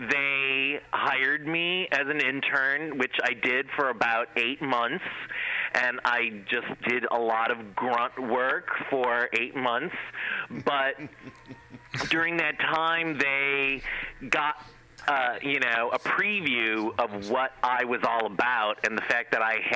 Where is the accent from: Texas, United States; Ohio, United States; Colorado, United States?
Ohio, United States; Cleveland; I went to school or to college in Ohio, where I'm originally from. I'm from Cleveland, Ohio.